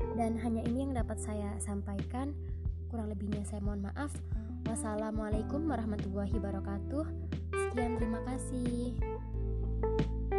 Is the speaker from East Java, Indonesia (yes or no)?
no; Demak, Central Java, Indonesia; asal daerah saya, yaitu Kabupaten Demak